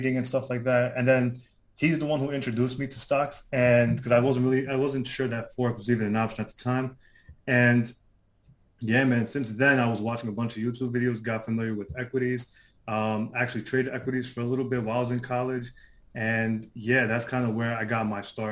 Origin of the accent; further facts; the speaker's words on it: New York City, New York, United States; So I'm from Queens, New York, if people are familiar with that. I lived here my whole life. I was born here in Queens